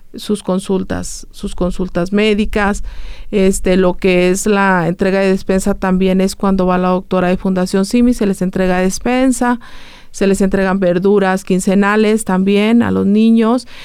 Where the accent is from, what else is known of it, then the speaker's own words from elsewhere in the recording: San Luis Potosí, Mexico; moved away as an adult; now in Aguascalientes, Mexico; nosotros somos de, de San Luis Potosí, entonces nos mudamos a vivir aquí a Aguascalientes por los servicios de terapia